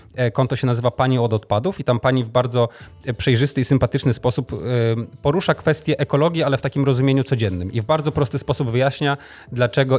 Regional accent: Tricity, Pomeranian Voivodeship, Poland; u nas w Trójmieście

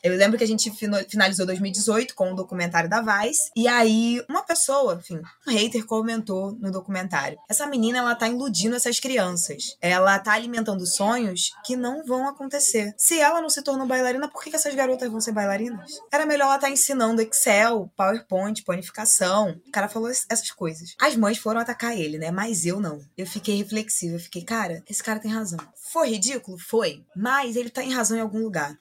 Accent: Rio de Janeiro, Brazil; also born or lived in Salvador, Bahia; Eu nasci em Salvador, mas minha mãe é carioca e é cria aqui do Morro do Adeus. E aí, dois anos depois, eu retorno para o Rio junto com a minha mãe, aqui mesmo para o Morro do Adeus, e desde então cresci nesse lugar

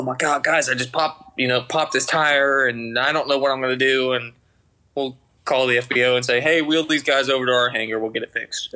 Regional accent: just outside of Atlanta, Georgia, United States; accent: Georgia twang; I'm from Georgia, just outside of Atlanta. Been born and raised here haven't lived anywhere else

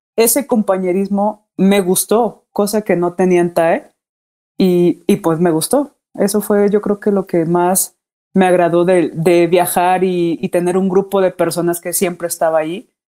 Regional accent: Morelia, Michoacán, Mexico; moved away as an adult; also born or lived in Monterrey / Puebla; now in Mexico City, Mexico; Soy de Morelia, Michoacán.

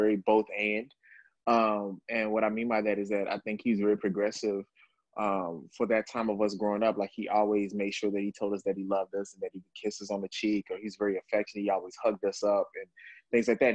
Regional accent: Dallas, Texas, United States; now in New York, United States; originally from Texas, from Dallas, Texas, and I was here in New York

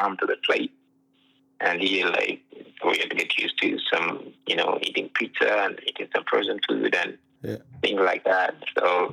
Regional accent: Uganda; moved away as an adult; now in United States; I was born and raised in Uganda

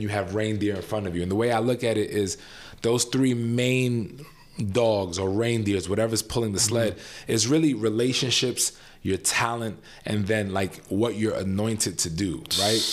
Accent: New York City, New York, United States; moved away as an adult; also born or lived in Lafayette, Louisiana; now in Chicago, United States; I'm born and raised in New York City

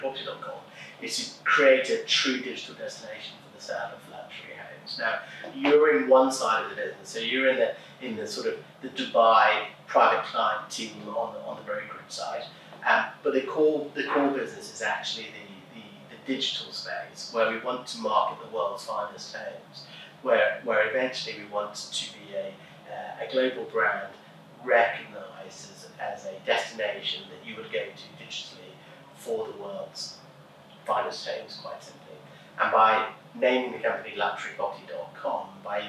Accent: England, United Kingdom; moved away; as an Englishman

